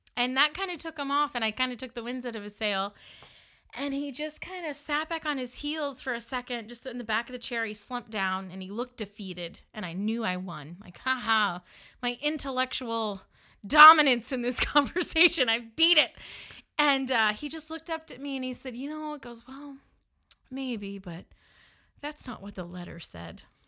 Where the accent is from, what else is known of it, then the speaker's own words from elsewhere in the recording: the North, United States; accent: northern; moved away; I'm a northerner living in the South, just around people who are sad in the South, they sometimes didn't take kindly to my northern accent.